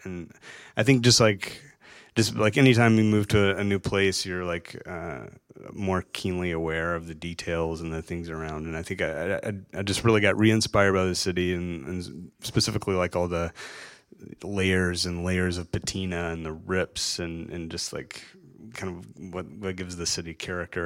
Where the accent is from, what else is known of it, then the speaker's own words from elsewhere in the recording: Chattanooga, Tennessee, United States; moved away as an adult; I didn't even leave my hometown until I was like thirty, thirty-one years old